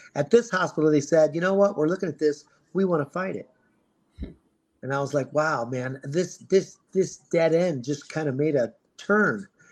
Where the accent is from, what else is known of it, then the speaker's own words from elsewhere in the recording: Ohio, United States; now in Scottsdale, United States; I was born in Ohio, and I I dealt with the snow, and I dealt with the cold, and I dealt with the gray skies for a long time. And now I'm in Arizona designing landscaping and swimming pools. So for this Ohio boy